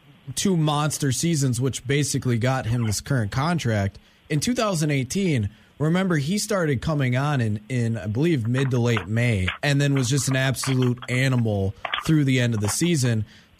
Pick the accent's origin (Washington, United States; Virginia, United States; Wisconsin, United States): Wisconsin, United States; Stoughton; I'm from Stoughton